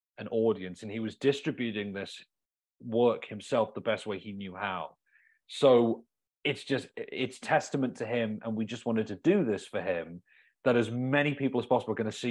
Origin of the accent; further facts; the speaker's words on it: England, United Kingdom; now in Milwaukee, United States; where I grew up in England